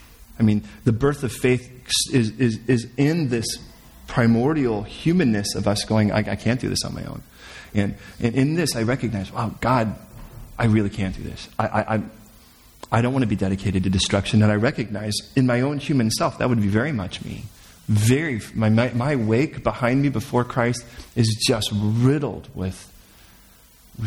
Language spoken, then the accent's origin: English; Chicago, Illinois, United States; I'm from Chicago